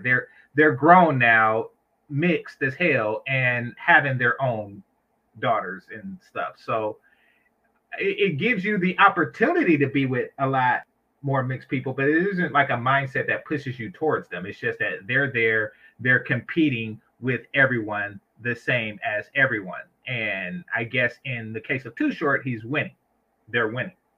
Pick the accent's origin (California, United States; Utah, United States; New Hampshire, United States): California, United States; San Francisco Bay Area; I'm from the Bay